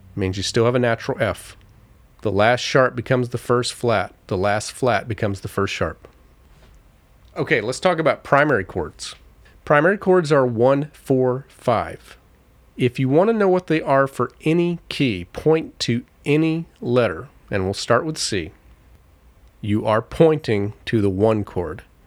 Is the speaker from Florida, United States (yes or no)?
yes; Florida, United States; growing up in Florida, we had a backyard